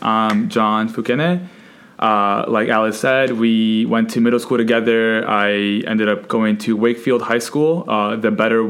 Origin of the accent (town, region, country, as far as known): Colombia